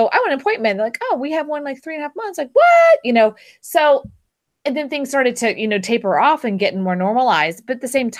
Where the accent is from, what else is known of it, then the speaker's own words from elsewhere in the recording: Houston, Texas, United States; now in Austin, United States; I grew up in Houston.